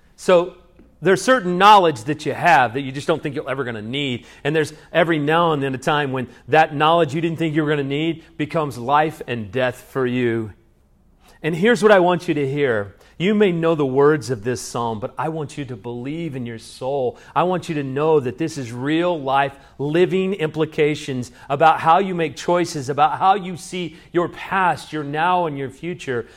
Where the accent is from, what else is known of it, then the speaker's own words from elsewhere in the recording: Salina, United States; also born or lived in Dallas; now in Georgetown, United States; I used to be a child growing up in Salina